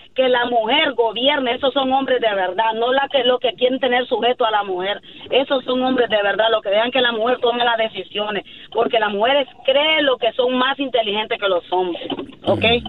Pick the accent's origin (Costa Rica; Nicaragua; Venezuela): Nicaragua; yo soy de Nicaragua